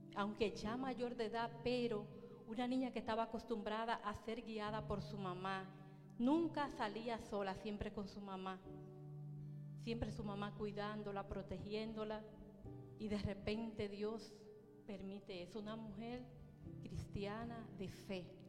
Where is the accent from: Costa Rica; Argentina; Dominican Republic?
Dominican Republic; Baní, Peravia; en Baní, en la República Dominicana, un pueblecito llamado Baní, de donde yo soy